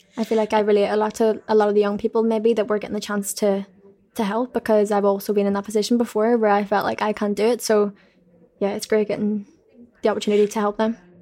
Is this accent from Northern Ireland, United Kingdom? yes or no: yes; Belfast, Northern Ireland, United Kingdom; I'm just from Belfast